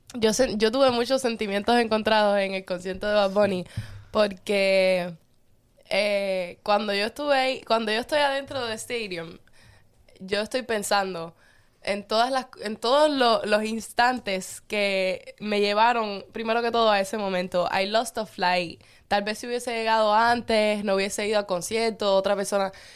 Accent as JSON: {"language": "Spanish", "country": "Cuba", "moved": "yes", "said": "yo pueda volver a pisar Cuba"}